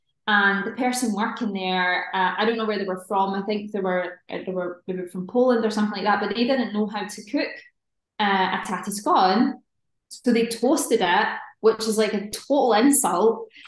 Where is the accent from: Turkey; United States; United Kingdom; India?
United Kingdom; Scotland; I think it's just a sort of a regional thing depending on where you are in Scotland. My accent's pretty neutral, but I've worked on it as well from when I was younger just to neutralize it a little bit